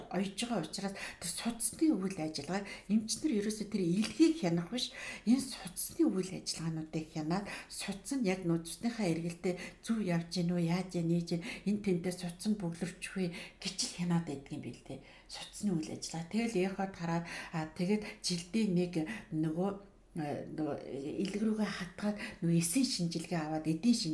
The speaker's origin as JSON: {"language": "Mongolian", "country": "Mongolia"}